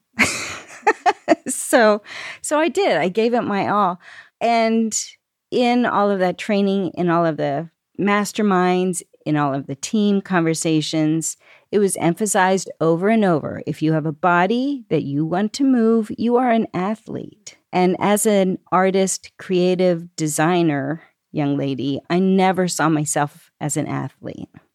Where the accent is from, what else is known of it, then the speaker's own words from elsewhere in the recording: Lancaster, Pennsylvania, United States; I grew up here in Lancaster, Pennsylvania